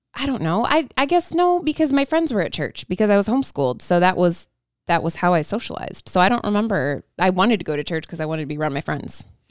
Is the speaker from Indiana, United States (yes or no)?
yes; Indiana, United States; also born or lived in Ohio; moved over to Indiana from Ohio when I was one and started going to a church